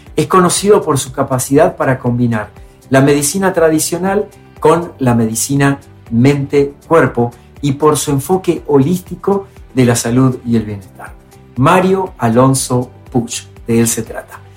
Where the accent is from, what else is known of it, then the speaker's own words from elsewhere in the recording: Argentina; mi país, en Argentina